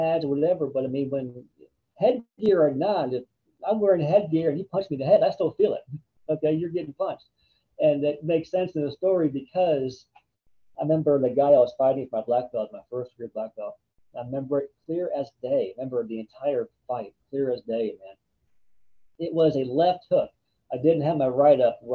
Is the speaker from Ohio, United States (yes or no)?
yes; Ohio, United States; I grew up in Ohio, which had Cedar Point